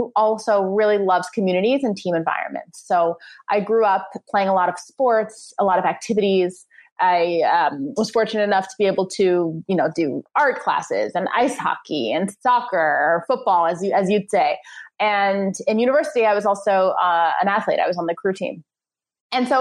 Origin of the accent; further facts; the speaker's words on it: suburbs of New York City, United States; I grew up in the New York area, in the suburbs of New York City